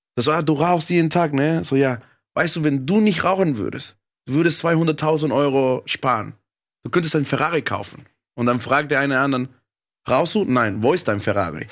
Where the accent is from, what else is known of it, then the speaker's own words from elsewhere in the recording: Caracas, Venezuela; now in Germany; ich bin in Venezuela aufgewachsen, dann hierher gekommen